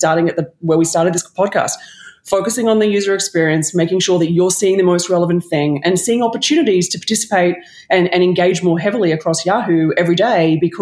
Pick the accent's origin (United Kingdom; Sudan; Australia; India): Australia; accent: Australian; moved away as an adult; now in New York, United States; I used to be a Wallabies fan in Australia